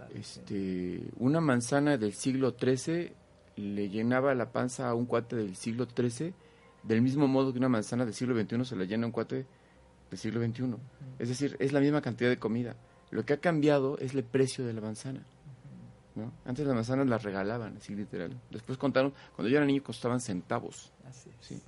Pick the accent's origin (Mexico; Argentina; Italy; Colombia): Mexico; Mexico City; Nací allá, en Chilangolandia